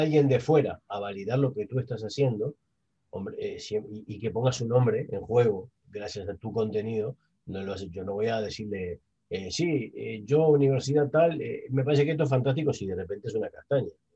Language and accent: Spanish; Uruguay; moved away as an adult; now in Spain; yo hace 21 años que estoy en España, yo soy uruguayo